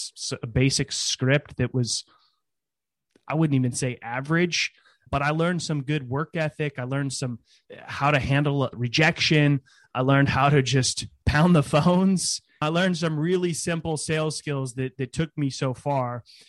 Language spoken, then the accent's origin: English; California, United States; So I was born in California in the Bay Area and moved around quite a bit as a kid, but always in California, and lived in a small town near Sacramento during my high school days